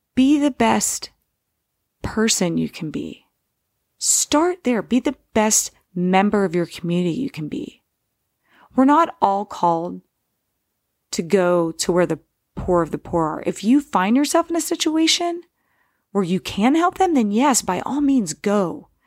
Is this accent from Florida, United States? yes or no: no; Steubenville, Ohio, United States; born or raised there